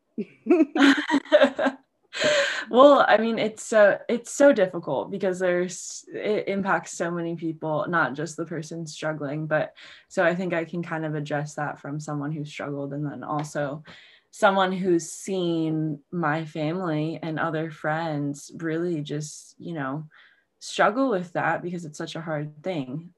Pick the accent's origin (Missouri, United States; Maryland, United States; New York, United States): Maryland, United States; Baltimore; moved away as an adult; also born or lived in Virginia; I grew up in Baltimore, so I'm kind of back in my hometown